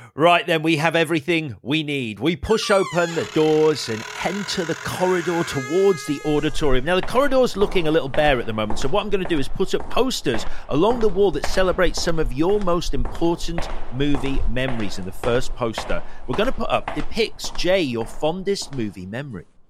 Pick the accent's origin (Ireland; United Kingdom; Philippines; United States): United Kingdom; Leeds, Yorkshire and the Humber; I grew up in Leeds